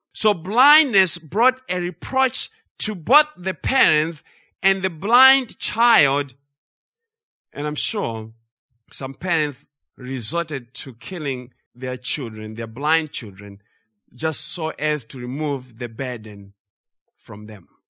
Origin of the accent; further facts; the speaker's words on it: Zimbabwe; growing up in Zimbabwe